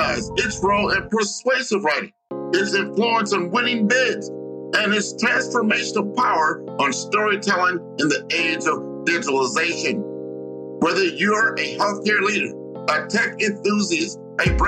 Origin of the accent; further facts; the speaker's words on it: United States; also born or lived in Miami, Florida; being an American